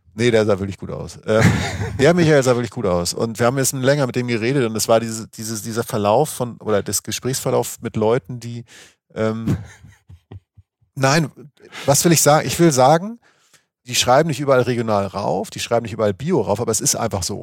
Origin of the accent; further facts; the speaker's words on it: Schleswig-Holstein, Germany; ich komme aus der Gegend, wo es einfach keinen Berg gibt, Schleswig-Holstein.